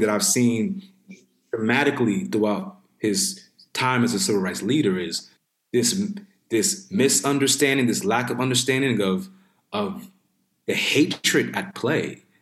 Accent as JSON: {"language": "English", "town": "New York City", "region": "New York", "country": "United States", "tie": "born or raised there", "said": "I grew up in New York City, grew up in the Bronx."}